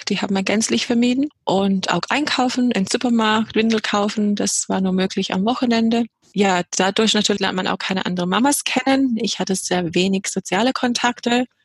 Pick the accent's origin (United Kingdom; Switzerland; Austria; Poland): United Kingdom; England; moved away as an adult; now in Germany; Ja, ich komme aus Nordengland, äh, habe aber schottische Wurzeln